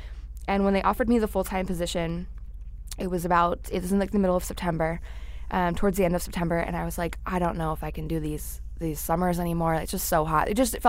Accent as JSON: {"language": "English", "town": "Warwick", "region": "New York", "country": "United States", "tie": "born or raised there", "also_born_or_lived": "Buffalo, New York", "moved": "as an adult", "lives_now": "Phoenix, United States", "said": "I did not grow up in New York City. I grew up in a small town called Warwick, New York. It's about an hour northwest of the city on the other side of the Hudson River. So very night and day compared to the city, but very commutable to the city."}